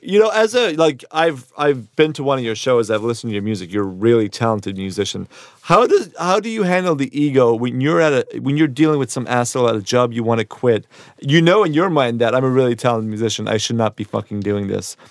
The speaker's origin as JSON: {"language": "English", "country": "Ireland", "tie": "born or raised there", "also_born_or_lived": "New York / London / Edinburgh", "moved": "yes", "said": "So, I grew up in Ireland, and I moved to New York, and I've, I've lived in a lot of places, London, I've lived in Sco-, in Edinburgh and Scotland"}